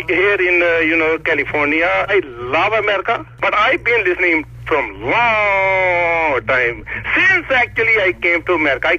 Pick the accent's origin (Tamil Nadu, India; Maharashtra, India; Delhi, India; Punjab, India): Punjab, India; now in Concord; I'm from India.